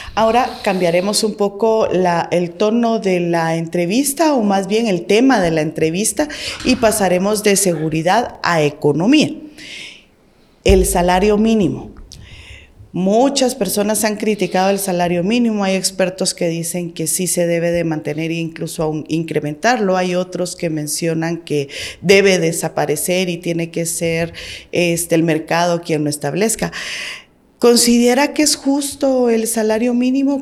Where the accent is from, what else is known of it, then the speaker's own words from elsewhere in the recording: Guatemala; nosotros nos interesa como guatemaltecos